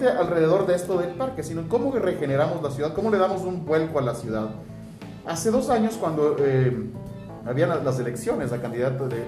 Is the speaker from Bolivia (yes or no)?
no; Ecuador; somos los latinos y los ecuatorianos